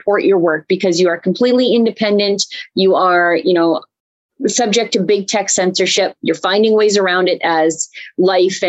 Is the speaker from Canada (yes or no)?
yes; Canada; I'm Canadian